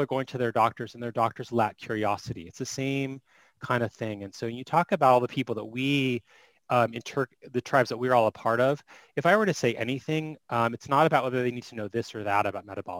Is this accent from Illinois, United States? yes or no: no; Phoenix, Arizona, United States; I am from Phoenix, Arizona.